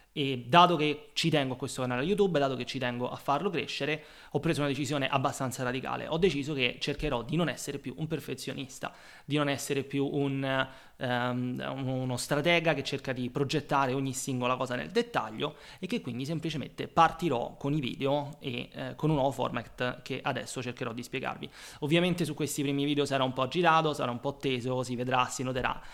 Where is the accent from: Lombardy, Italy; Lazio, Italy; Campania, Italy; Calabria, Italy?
Lazio, Italy; Rome; moved away as an adult; also born or lived in London; now in Rome, Italy; sono nato a Roma, come probabilmente si potrà dedurre dall'accento